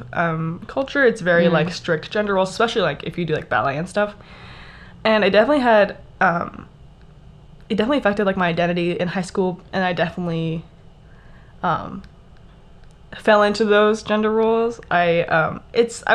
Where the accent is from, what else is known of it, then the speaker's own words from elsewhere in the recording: Texas, United States; I am from Texas, so I grew up doing drill team